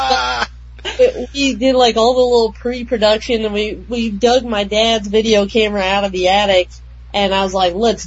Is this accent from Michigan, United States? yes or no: no; Wyoming, United States; my best friend and I grew up in Wyoming